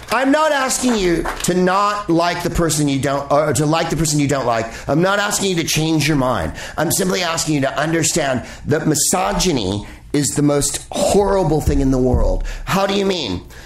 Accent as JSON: {"language": "English", "town": "San Francisco", "region": "California", "country": "United States", "tie": "born or raised there", "said": "a congresswoman from my district that I lived in when I lived in San Francisco"}